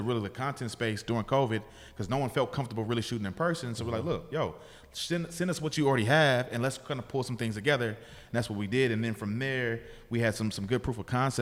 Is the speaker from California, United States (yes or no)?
yes; Bay Area, California, United States; I'm from the Bay Area